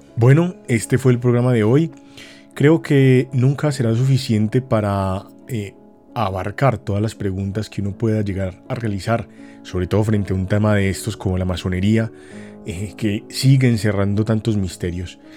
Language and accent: Spanish; Colombia